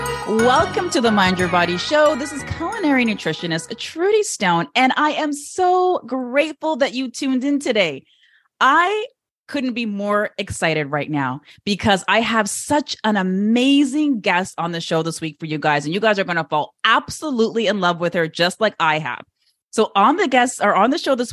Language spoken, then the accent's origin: English; Toronto, Ontario, Canada; my hometown of Toronto